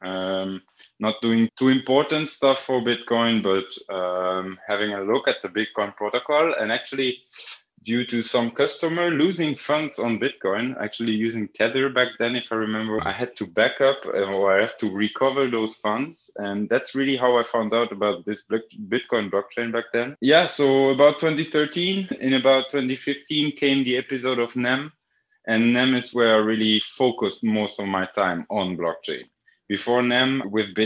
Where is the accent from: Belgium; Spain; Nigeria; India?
Belgium; I grew up in Belgium and played football a lot